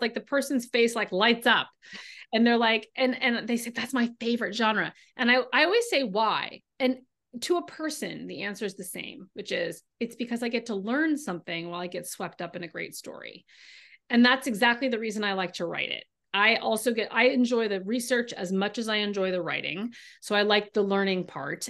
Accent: California, United States; now in Boston, United States; I grew up in California

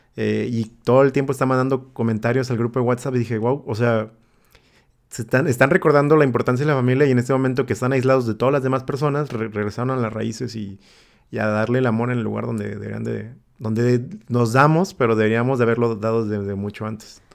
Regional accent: Tepic, Nayarit, Mexico; tres tíos en Tepic, de donde soy yo

